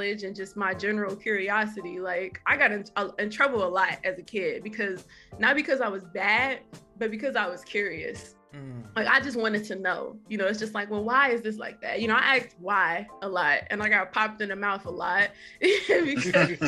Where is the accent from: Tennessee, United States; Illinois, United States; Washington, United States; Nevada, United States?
Illinois, United States; Chicago; I am from Chicago, South Side